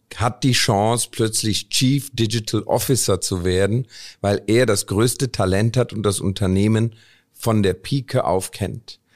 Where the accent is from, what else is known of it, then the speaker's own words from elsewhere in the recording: Cologne, North Rhine-Westphalia, Germany; moved away as an adult; also born or lived in India / Stuttgart; ich komme aus Indien, bin mit vier Jahren nach Deutschland gekommen, habe dann in Köln, bin ich in Köln aufgewachsen